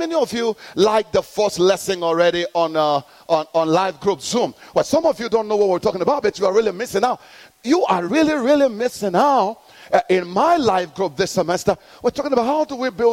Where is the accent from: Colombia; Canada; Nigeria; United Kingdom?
Nigeria; moved away; I'm born in Nigeria